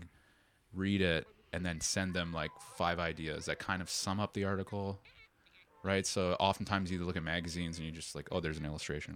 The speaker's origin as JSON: {"language": "English", "town": "Toronto", "region": "Ontario", "country": "Canada", "moved": "as an adult", "lives_now": "Tokyo, Japan", "said": "back home uh, in Toronto, I'm from Toronto"}